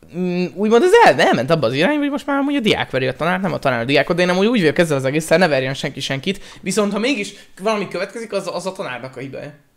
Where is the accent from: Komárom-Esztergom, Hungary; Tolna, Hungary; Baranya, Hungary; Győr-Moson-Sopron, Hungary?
Baranya, Hungary; Pécs; Pécsi vagyok